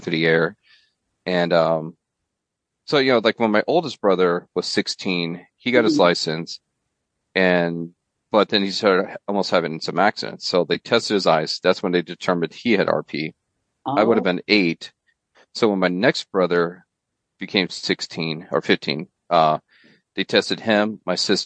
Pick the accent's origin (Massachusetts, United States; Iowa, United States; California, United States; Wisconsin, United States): Iowa, United States; Fort Madison; I was born and raised near Fort Madison, Iowa